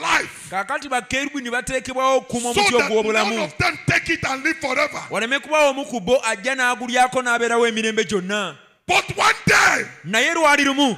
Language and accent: English; Nigeria; we are speaking English in Nigeria